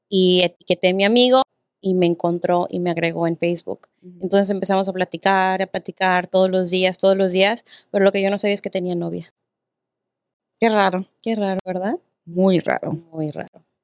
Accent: Texas, United States; ¿tú de dónde eres? Eh, de Texas. ah, sí, chido. ¿Y cuántos años tienes? 23

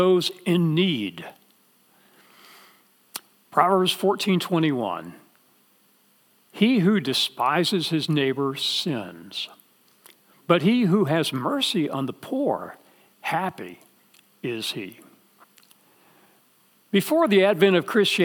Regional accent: Dallas, Texas, United States; I grew up in Dallas

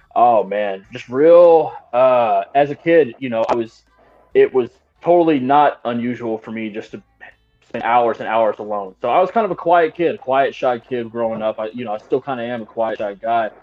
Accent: Austin, Texas, United States; now in Kansas City, United States; where I'm from in Texas, I'm from the Austin area

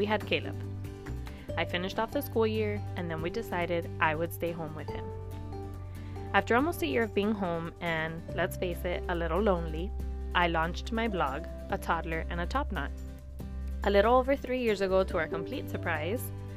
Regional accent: Miami, Florida, United States; I, too, was born and raised in Miami, and I've never lived anywhere else

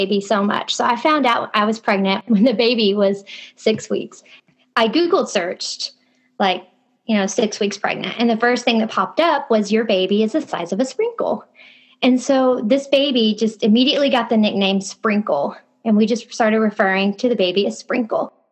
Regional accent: Kentucky, United States; I had just moved to a new city, 2 hours away from my hometown in Kentucky

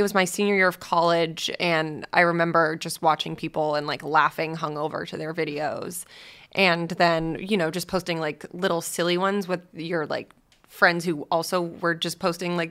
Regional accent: Boston, Massachusetts, United States; moved away as an adult; now in Los Angeles, United States; I was from Boston.

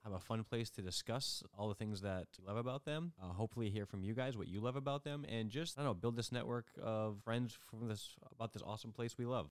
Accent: Northeast, United States; we are from the Northeast. We don't live there.

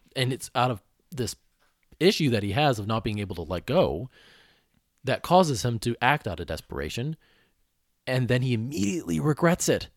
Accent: Oakland County, Michigan, United States; I grew up in Michigan, Oakland County

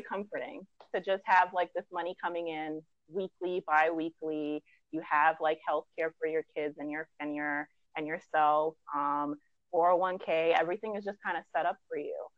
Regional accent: New York City, New York, United States; originally from Brooklyn, uh-huh. New York.

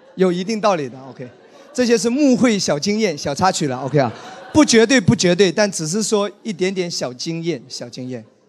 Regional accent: Wenzhou, Zhejiang, China; 我是一个温州人，你知道吗？我在温州成长

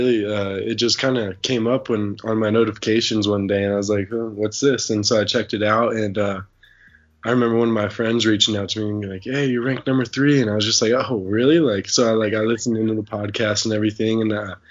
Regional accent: Durango, Colorado, United States; I'm from Durango, Colorado

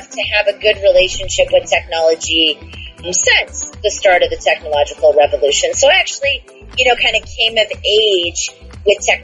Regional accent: Houston, Alaska, United States; I'm originally from Houston, Alaska, which is a small town. It's a village on the road system in Alaska, 75 miles north of Anchorage. There was only 700 people, and so it was very isolated.

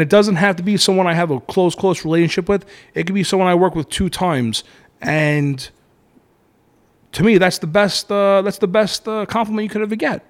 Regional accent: Brooklyn, New York, United States; I'm from New York, I'm from Brooklyn, I'm Italian

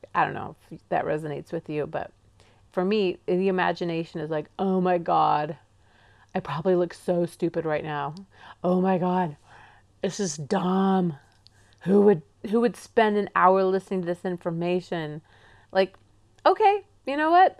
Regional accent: England, United Kingdom; accent: English; now in Pacific Northwest, United States; my English accent

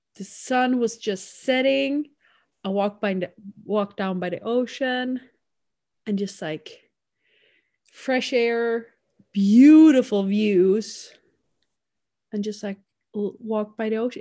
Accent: Sweden; accent: Swedish; first language Swedish; English is a second language; now in Canada; Swedish is such a, our accent isn't as distinct

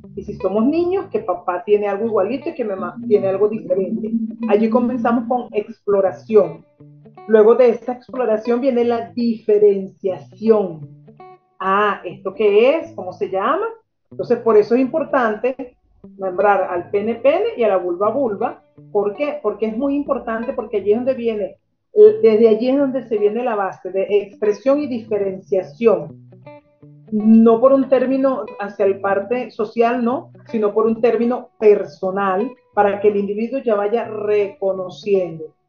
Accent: Venezuela; moved away as an adult; now in Argentina; ambos somos originarios de Venezuela, pero ambos estamos adoptados en diferentes países. Él está adoptado en Chile, yo estoy adoptada en Argentina

